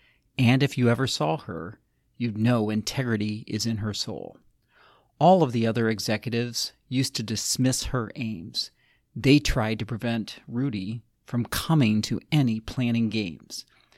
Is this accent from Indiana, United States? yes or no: yes; South Bend, Indiana, United States; since I'm from South Bend, Indiana for 30 years